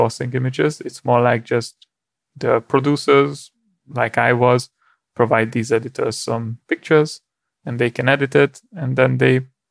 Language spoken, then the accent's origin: English; Hungary; moved away; I'm originally from Hungary